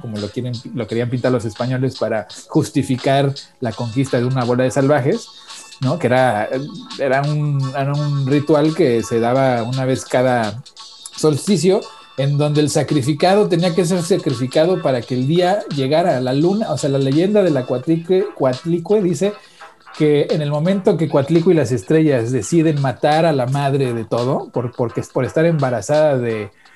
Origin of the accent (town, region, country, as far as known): Mexico; now in United States